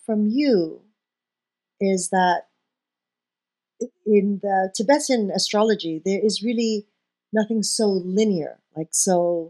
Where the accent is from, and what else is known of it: Hong Kong; born or raised there; moved away